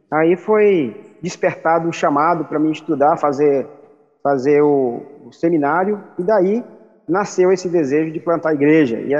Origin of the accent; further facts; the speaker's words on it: Regeneração, Piauí, Brazil; moved away; also born or lived in Belo Horizonte; Eu sou daqui mesmo, de regeneração. Né? Eu, eu eu tive que sair, você sabe, a maior parte dos nordestinos às vezes dá uma saída para poder dar uma trabalhada. Aí uhum. eu fui para o estado de Minas Gerais, morei em Belo Horizonte um período